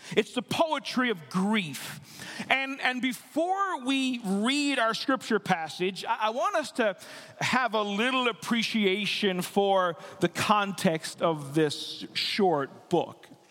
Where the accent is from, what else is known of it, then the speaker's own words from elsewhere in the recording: Newfoundland and Labrador, Canada; moved away; I'm, I'm from the East Coast. I'm from Newfoundland and Labrador